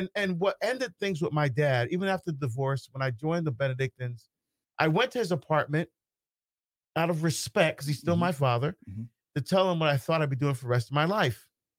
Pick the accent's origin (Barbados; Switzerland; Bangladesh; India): Barbados; born there; First, I was born in Barbados in the West Indies.